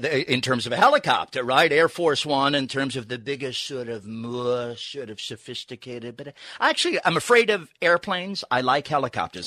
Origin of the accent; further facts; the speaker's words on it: New York, United States; I grew up in New York